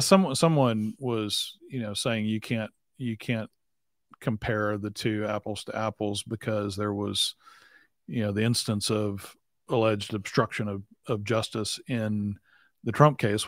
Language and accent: English; … hometown, Texas, United States; she's from my hometown